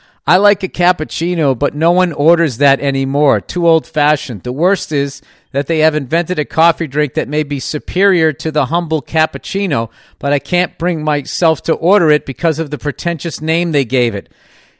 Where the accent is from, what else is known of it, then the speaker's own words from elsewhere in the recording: Melbourne, Victoria, Australia; also born or lived in Paris, France; I have recently returned to my hometown of Melbourne, Australia, after living in Paris for 11 years.